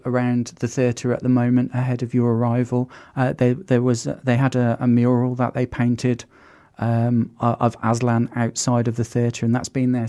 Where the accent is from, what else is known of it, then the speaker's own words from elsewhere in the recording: Birmingham, West Midlands, United Kingdom; growing up in Birmingham and having Cadbury's in our city and it being that something that's like inherent in our city culture